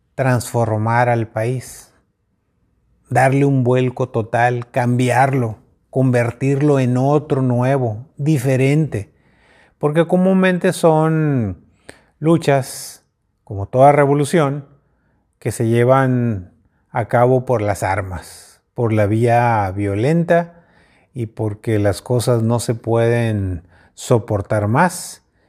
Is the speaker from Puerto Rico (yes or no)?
no; Mexico; como mexicanos